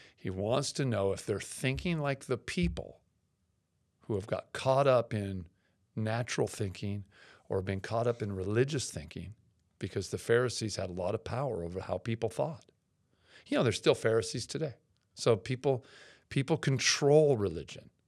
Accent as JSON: {"language": "English", "town": "Seattle", "region": "Washington", "country": "United States", "tie": "born or raised there", "said": "I grew up in Seattle"}